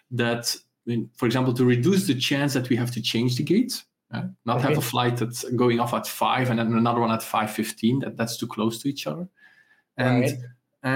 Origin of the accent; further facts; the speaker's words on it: Ghent, Flanders, Belgium; I come from Ghent, from Belgium